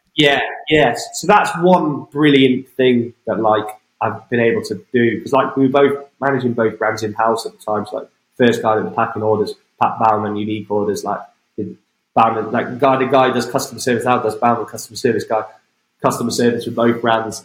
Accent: five miles outside Wem, Shropshire, West Midlands, United Kingdom; which is my home, just five miles outside my hometown

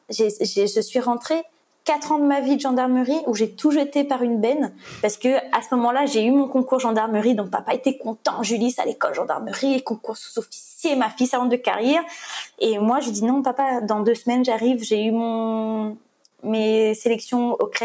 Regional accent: Réunion, France; je viens de la Réunion, je, je, viens de faire une cagnotte pour passer ça

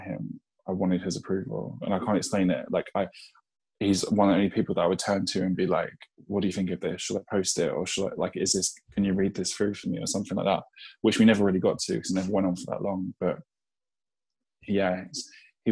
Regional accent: London, United Kingdom; I'm from Eltham in Southeast London

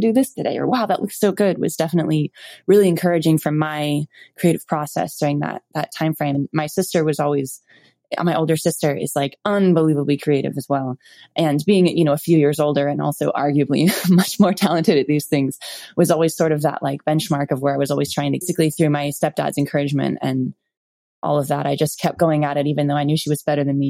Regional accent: Malibu, California, United States; I was born in Malibu, California

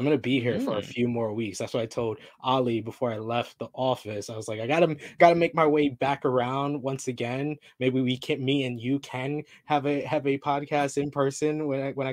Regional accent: New York, United States; I'm from New York. All we have is museums there

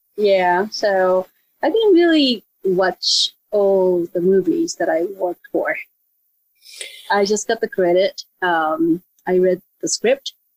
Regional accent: Japan; moved away as an adult; now in Los Angeles, United States; I grew up in Japan, and I actually live in a place that kind of close to where this whole ninja thing originated.

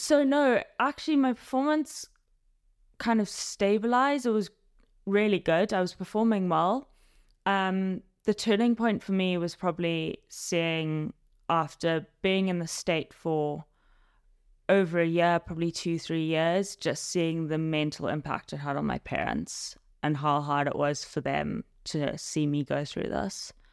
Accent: Zimbabwe; moved away as an adult; now in London, United Kingdom; I originally grew up in Zimbabwe and now I'm living in London

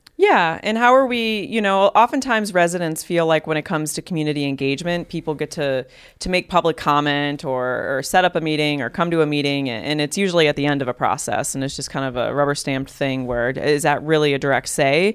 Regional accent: Cleveland, Ohio, United States; also born or lived in Fairview Park, Ohio; I grew up in Cleveland on the west side.

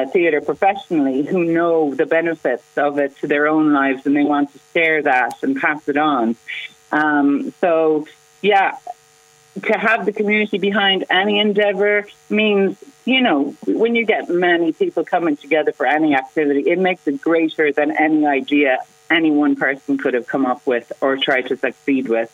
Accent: Kinsale, Munster, Ireland; I'm from Kinsale and I know how community-oriented we are

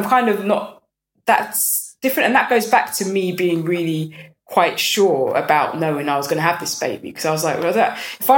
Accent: London, United Kingdom; I'm from North London. I'm from a good area

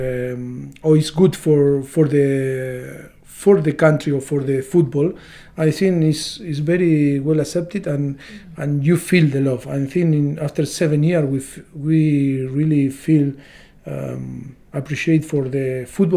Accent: Argentina; English is a second language; moved away as an adult; now in England, United Kingdom; we came from Europe, or me from Argentina

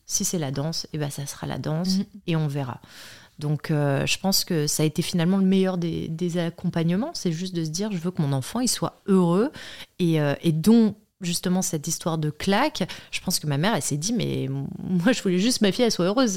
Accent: Paris, Île-de-France, France; also born or lived in Chambray-lès-Tours; je viens de Paris, je suis née à Chambray-les-Tours

